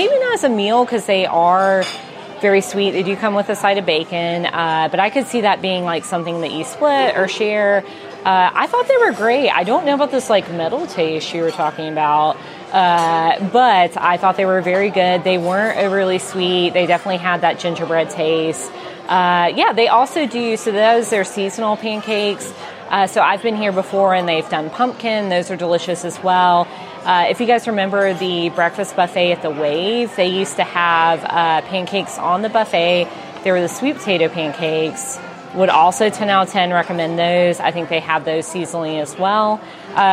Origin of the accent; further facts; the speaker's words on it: Mississippi, United States; accent: Southern; I am from the South, as hopefully you guys can tell in my accent. I'm from Mississippi